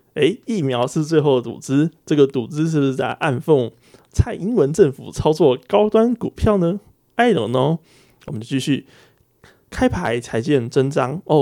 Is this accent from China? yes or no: no; Taiwan; 这个是我们在台湾用的正确的呃标点符号是上引号跟下引号